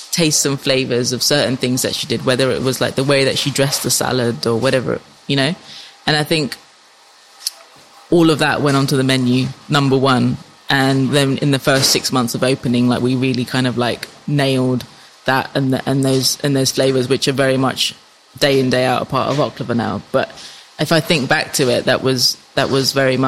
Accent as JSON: {"language": "English", "region": "London", "country": "United Kingdom", "tie": "born or raised there", "said": "In North London, where all the other Cypriots are."}